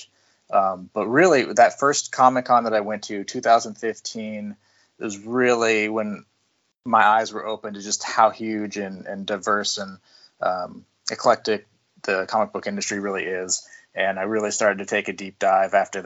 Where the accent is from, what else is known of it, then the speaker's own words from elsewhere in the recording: near Seattle, Washington, United States; also born or lived in Montana State University; I grew up near Seattle, Washington